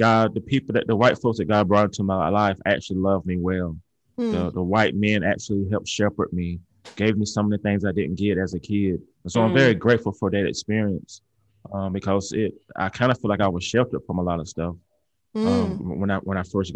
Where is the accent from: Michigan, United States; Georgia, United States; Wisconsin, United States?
Georgia, United States; now in Alabama, United States; I'm from Georgia